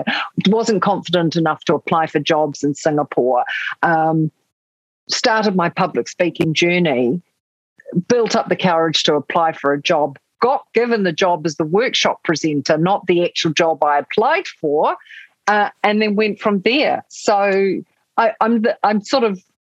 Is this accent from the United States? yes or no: no; New Zealand